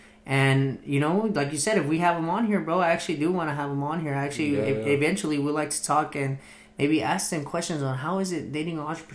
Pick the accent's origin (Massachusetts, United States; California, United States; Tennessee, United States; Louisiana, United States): California, United States; Los Angeles; also born or lived in Torrance, California; I was born here in Torrance, California, and raised in San Pedro. So if you ever hear me say … from SP, you know where that comes from.